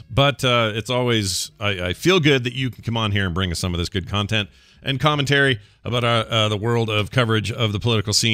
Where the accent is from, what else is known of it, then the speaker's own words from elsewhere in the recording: Denver, Colorado, United States; a small video game store owner in my hometown of Denver, Colorado, is doing uh, everything in their power to continue paying their employees